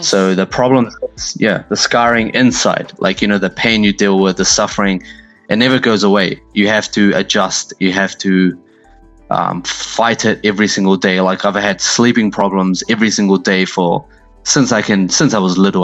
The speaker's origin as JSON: {"language": "English", "country": "New Zealand", "tie": "born or raised there", "also_born_or_lived": "Pakistan"}